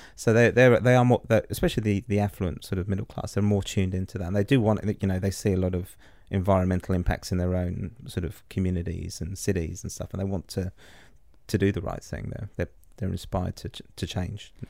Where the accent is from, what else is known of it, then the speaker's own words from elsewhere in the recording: England, United Kingdom; moved away as an adult; now in New Zealand; being an English guy, you know, coming over here fifteen years ago